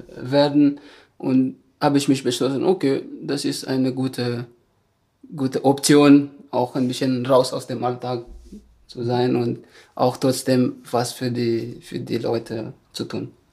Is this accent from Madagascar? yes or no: yes; Madagascar; German is a second language; moved away as an adult; now in Germany; ich komme aus Madagaskar